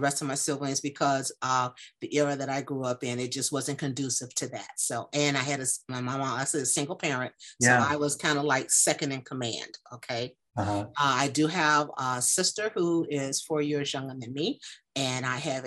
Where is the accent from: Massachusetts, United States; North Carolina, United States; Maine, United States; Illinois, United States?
Illinois, United States; Chicago; born and raised in Chicago, Illinois, not a suburb, in the city